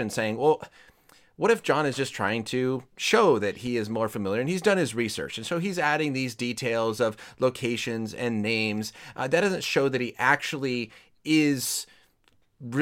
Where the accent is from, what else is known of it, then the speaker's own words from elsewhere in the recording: Colorado, United States; now in California, United States; I was born and raised in Colorado. I've lived in California for a while